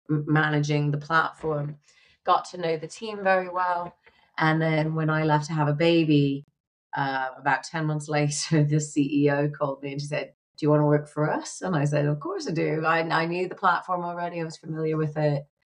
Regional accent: United Kingdom; now in United States; Now I went to university here in America, but I am a British citizen. And so it was easy at the time for me to travel within Europe and teach because we were part of the EU.

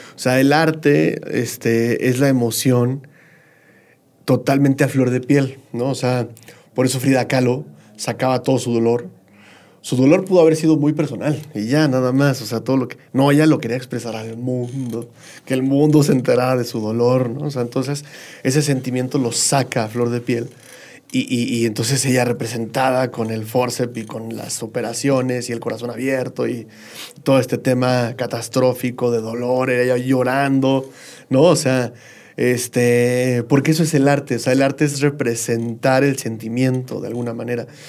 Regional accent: State of Mexico, Mexico; Yo soy del, Estado de México

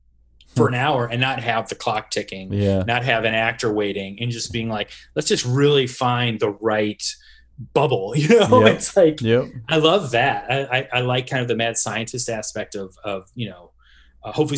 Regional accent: Midwest, United States; moved away; I'm from the Midwest originally

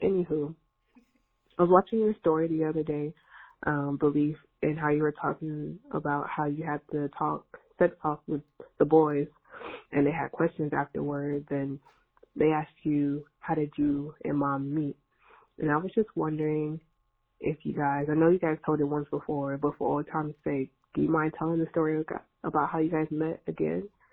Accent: Northern California, United States; I'm from California, aka the Golden State, NorCal to be specific

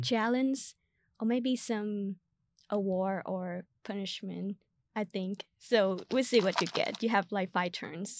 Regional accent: Vietnam; first language Vietnamese; English is a second language; now in United States; my, uh, country language, which is Vietnamese

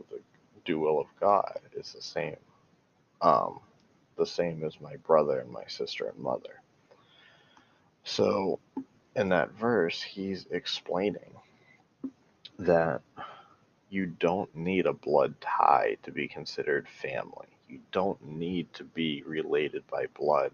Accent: United States; I'm from America

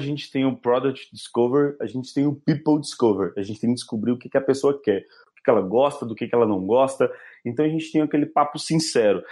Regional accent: Minas Gerais, Brazil; accent: mineiro; eu sou mineiro, meu sotaque é bem carregado

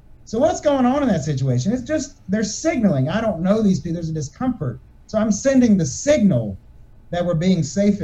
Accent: United States; I'm an American

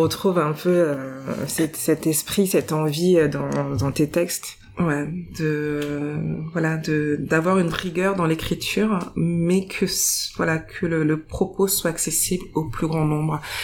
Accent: Paris, Île-de-France, France; je suis née à Paris dans le 20e arrondissement, à proximité du Père Lachaise

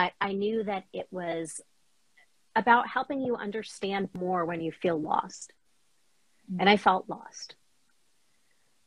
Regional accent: New York, United States; now in Boston, United States; So we grew up in New York, traveled all up and down the East Coast.

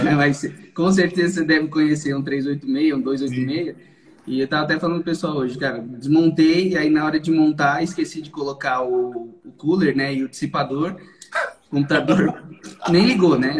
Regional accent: São Paulo, Brazil; Então eu sou daqui de São Paulo, sempre fui daqui de São Paulo, nasci e moro em São Paulo desde quando nasci

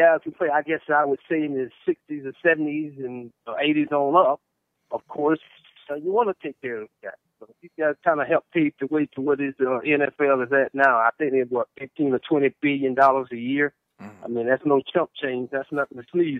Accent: North Carolina, United States; We got a program where I come from in North Carolina

